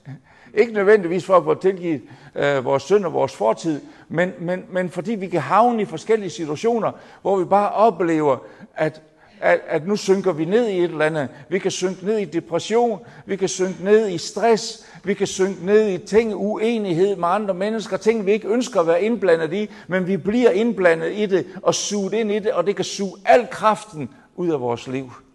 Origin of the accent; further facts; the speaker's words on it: Jutland, Denmark; kommer jeg så fra det lyse Jylland